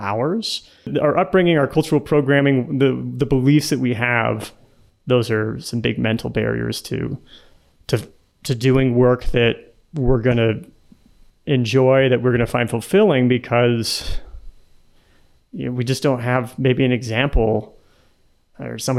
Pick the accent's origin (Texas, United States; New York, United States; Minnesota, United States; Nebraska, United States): Nebraska, United States; moved away as an adult; also born or lived in San Jose / San Francisco; now in Colombia; I grew up in Nebraska in the middle of the US